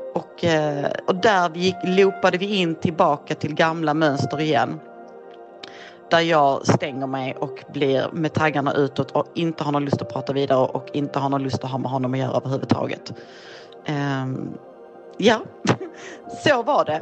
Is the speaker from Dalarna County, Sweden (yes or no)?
no; Malmö, Skåne, Sweden; Jag kommer från Malmö, jag är 45 år gammal